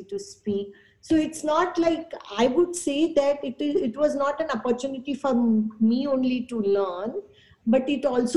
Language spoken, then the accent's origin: English; Mumbai, Maharashtra, India; I was born and raised in Mumbai